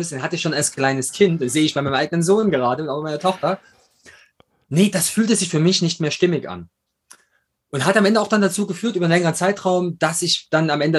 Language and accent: German; Chemnitz, Saxony, Germany; born there; accent: East German; now in Munich, Germany; bin nach München gezogen, bin, man hört es am Akzent, bin eigentlich Ossi, komme aus der Stadt mit 3O, Kormorgstedt und äh, bin da geboren. Mittlerweile heißt es wieder Chemnitz.